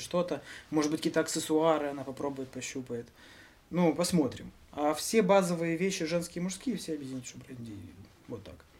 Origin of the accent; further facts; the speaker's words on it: Mykolaiv, Mykolaiv Oblast, Ukraine; мы себя называем всегда николаевскими ребятами